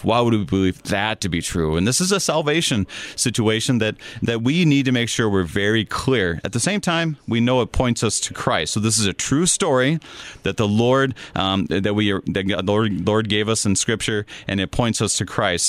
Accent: Minnesota, United States; I'm from Minnesota, and I went to a college, a Gustavus Adolphus College in Minnesota

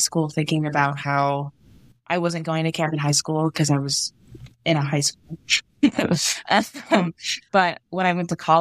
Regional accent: Indianapolis, Indiana, United States; moved away as an adult; also born or lived in Michigan; now in Idaho, United States; I grew up in Indianapolis, Indiana, so I actually ended up going to Camp Lakeview in southern Indiana as a camper.

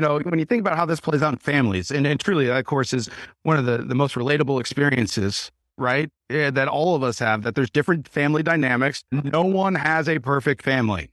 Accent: United States; us as American Christians

